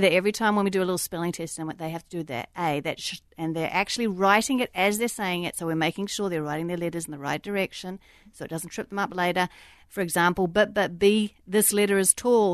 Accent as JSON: {"language": "English", "country": "New Zealand", "tie": "born or raised there", "also_born_or_lived": "Australia", "moved": "yes", "said": "I grew up in New Zealand"}